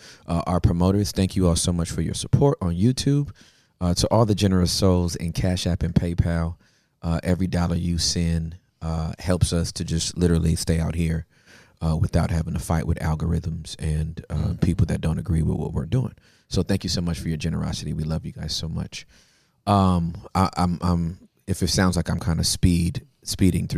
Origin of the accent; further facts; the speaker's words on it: Inglewood, California, United States; I am from Inglewood.